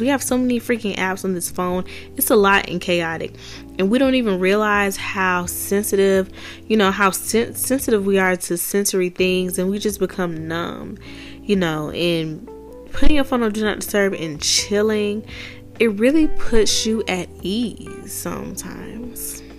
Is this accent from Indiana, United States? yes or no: no; Atlanta, Georgia, United States; I grew up in Atlanta. I grew up in DeKalb